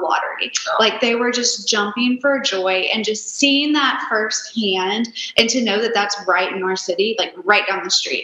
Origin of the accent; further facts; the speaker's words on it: Nashville, Tennessee, United States; I am born and raised in Nashville